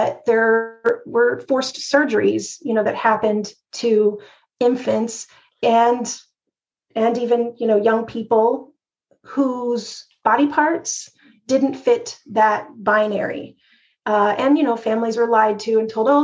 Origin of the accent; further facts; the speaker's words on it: Texas, United States; when I was growing up in Texas